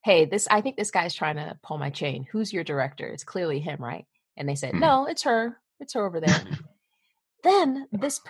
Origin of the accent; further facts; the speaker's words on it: Lawrenceville, Georgia, United States; moved away as an adult; also born or lived in Bloomington, Indiana; When I was growing up outside of Atlanta